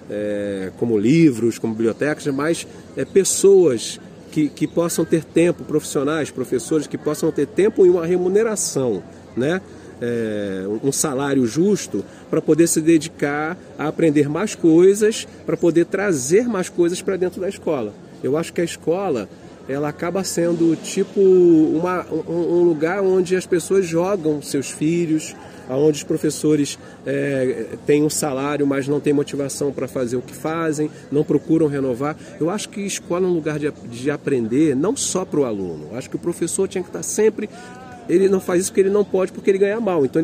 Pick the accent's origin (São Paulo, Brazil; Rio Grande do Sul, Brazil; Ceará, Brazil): Ceará, Brazil; Fortaleza; born there; Fortaleza, onde eu nasci, é, Maranhão, que eu conheci agora, os lençóis maranhenses, Recife, Olinda, Pernambuco, Maceió. É, o Nordeste é o meu quintal, tá aí.